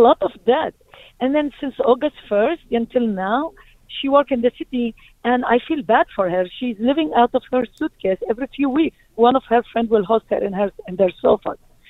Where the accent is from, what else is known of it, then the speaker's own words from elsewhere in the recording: Palestine; now in Brooklyn, United States; I moved from Palestine to Brooklyn, to Midwood, 1990.